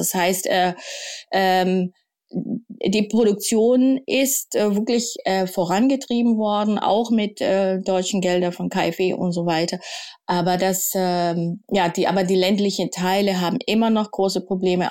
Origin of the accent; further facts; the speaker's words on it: Kenya; now in Germany; ich bin also in Kenia aufgewachsen